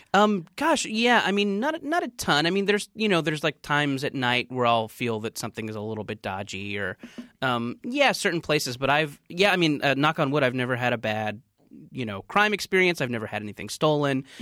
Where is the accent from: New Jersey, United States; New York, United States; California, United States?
California, United States; Orange County; also born or lived in Beaumont; growing up in Orange County